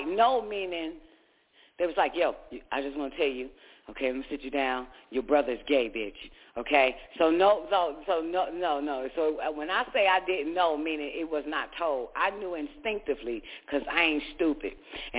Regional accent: Georgia, United States; moved away; also born or lived in Washington, D.C.; I'm from the South, boo. But when we moved from Georgia to District of Columbia

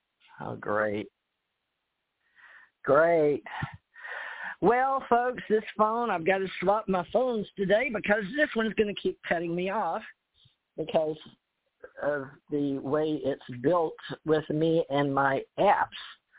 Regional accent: United States; Growing up in America, this is

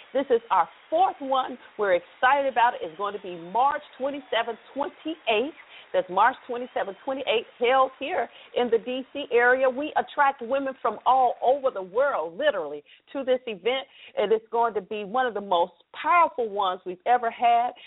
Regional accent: the South, Southern United States, United States; accent: Southern; now in Washington, D.C. area, United States; Proud of my Southern accent

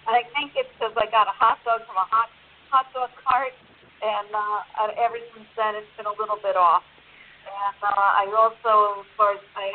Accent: New Jersey, United States; also born or lived in North Carolina; North Carolina, but I grew up in Jersey

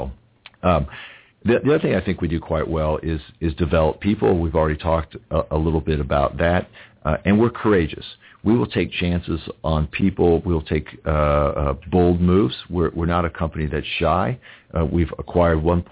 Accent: United States; I'm an American

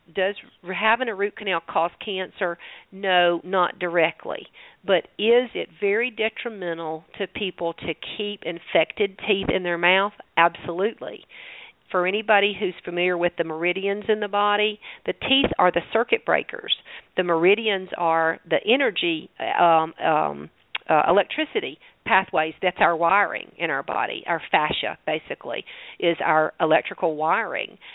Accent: the South, United States; accent: southern; my southern accent.

